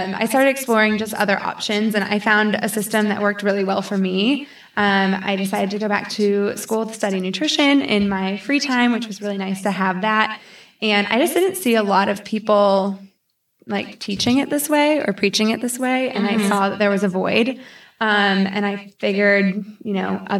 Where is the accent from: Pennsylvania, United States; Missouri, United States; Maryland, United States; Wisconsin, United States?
Missouri, United States; St. Louis; moved away as an adult; now in Charlotte, United States; I grew up in St. Louis my whole life, went to college there